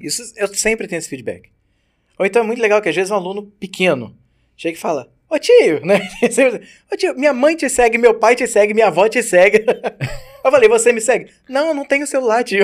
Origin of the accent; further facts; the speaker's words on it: Brazil; somos do Brasil